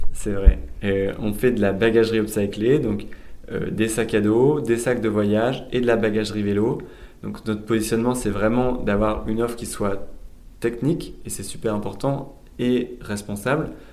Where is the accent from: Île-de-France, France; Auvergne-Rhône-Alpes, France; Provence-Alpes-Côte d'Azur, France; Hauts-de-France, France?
Hauts-de-France, France; Lille; also born or lived in India / Basque Country; je suis lillois d'origine